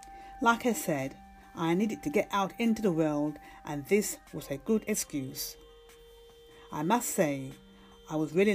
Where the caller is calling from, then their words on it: London, United Kingdom; from London, UK